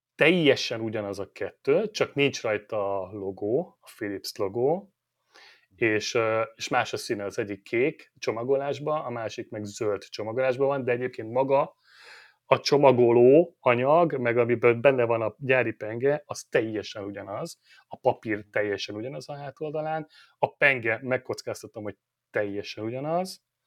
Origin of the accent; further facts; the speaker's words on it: Hungary; Magyarok vagyunk